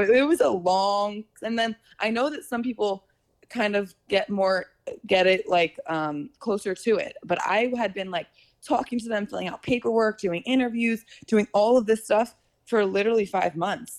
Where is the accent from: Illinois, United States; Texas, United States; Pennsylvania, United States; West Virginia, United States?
Pennsylvania, United States; Philadelphia; moved away as an adult; also born or lived in New York; now in Los Angeles, United States; I'm from Philly, Pennsylvania